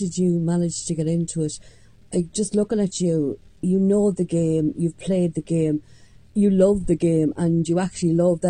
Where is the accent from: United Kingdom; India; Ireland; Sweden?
Ireland; Granard, Leinster; accent: bogger; we used to get bogger accent because I was from Granard